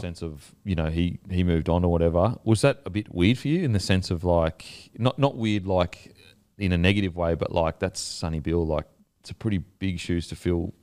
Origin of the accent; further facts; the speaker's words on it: Gold Coast, Queensland, Australia; I'm from the Gold Coast